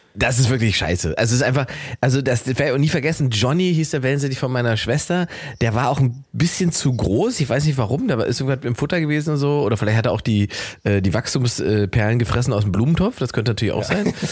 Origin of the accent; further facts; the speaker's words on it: Germany; Wir sind 80 ja. Millionen Deutsche